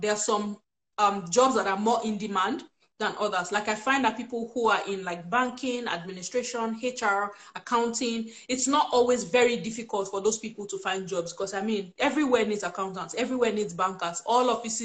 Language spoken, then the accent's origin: English; Benin City, Edo, Nigeria; moved away as an adult; also born or lived in Delta State, Nigeria / Abuja, Nigeria; now in Saskatoon, Canada; I'm actually from Delta State, but I was born and bred in Benin. So yeah, there's the Edo girl something going on underneath. I lived in Edo State like for the first major years of my life